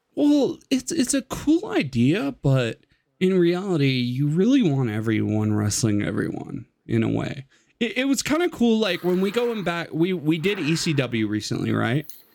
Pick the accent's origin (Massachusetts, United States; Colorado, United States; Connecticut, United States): Colorado, United States; I'm from Colorado